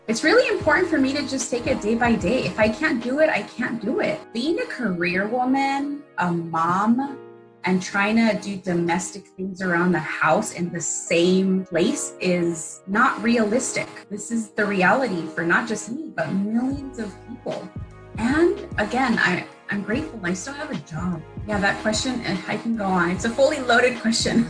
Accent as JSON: {"language": "English", "town": "Wilmington", "country": "United States", "tie": "born or raised there", "said": "Growing up in Wilmington, how many broken gates was I exposed to in my city?"}